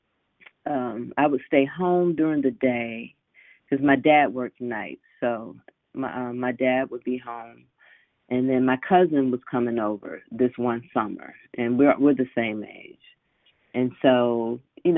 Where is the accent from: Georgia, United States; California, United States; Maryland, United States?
Georgia, United States; Decatur; I grew up in Decatur in DeKalb County, and I went to Southwest DeKalb High School